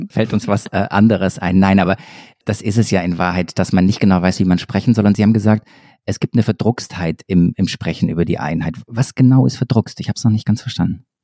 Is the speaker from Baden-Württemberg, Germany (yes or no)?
yes; near Stuttgart, Baden-Württemberg, Germany; Ich komme ja aus der Nähe von Stuttgart